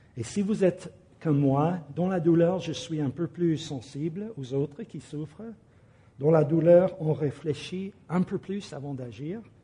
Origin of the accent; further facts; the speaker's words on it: United States; now in France; mon pays d'origine, aux États-Unis